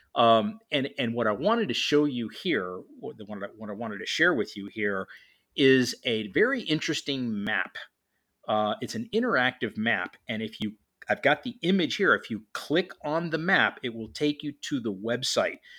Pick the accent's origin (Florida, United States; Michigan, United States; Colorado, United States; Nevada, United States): Florida, United States; Miami; now in Atlanta, United States; Miami, which, which happens to be my hometown